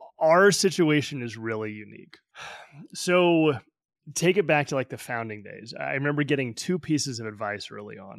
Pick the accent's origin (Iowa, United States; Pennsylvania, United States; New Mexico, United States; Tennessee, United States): New Mexico, United States; Albuquerque; moved away as an adult; also born or lived in Midwest / Silicon Valley; now in Denver, United States; I was born and raised in Albuquerque, New Mexico, went to school in the Midwest, started my career in Silicon Valley